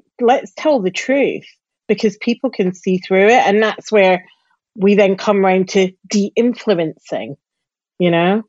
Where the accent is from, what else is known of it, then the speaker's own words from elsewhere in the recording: Glasgow, Scotland, United Kingdom; accent: Glasgow; now in London, United Kingdom; So my accent is definitely softer than it would be if I was living in Glasgow. However, we have a Glasgow contingent in London.